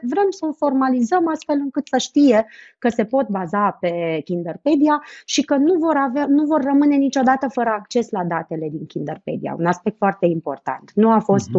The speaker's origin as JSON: {"language": "Romanian", "country": "Romania", "said": "nouă, ca români"}